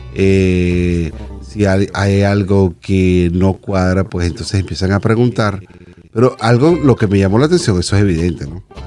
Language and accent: Spanish; Venezuela; moved away as an adult; soy venezolano